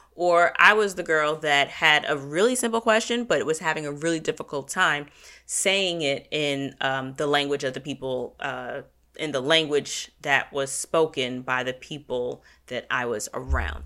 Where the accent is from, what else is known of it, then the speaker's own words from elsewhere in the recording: United States; as an American culture